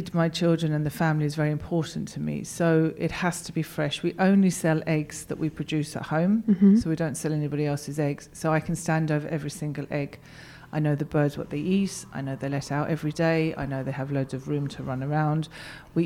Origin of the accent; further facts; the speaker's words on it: London, United Kingdom; moved away as an adult; now in West Cork, Ireland; I'm born and bred in London, it was very, very, very Irish